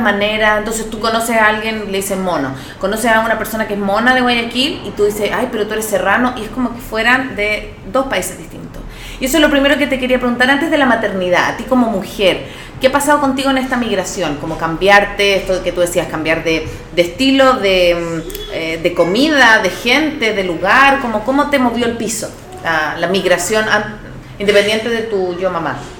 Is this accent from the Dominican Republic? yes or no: no; Chile; now in Ecuador; yo soy chilena y me embaracé en Ecuador